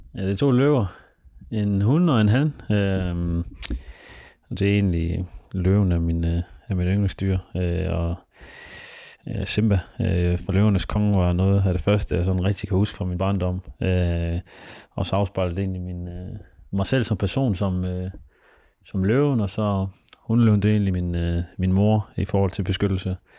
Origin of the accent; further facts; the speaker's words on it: Denmark; jeg er født og opvokset i Danmark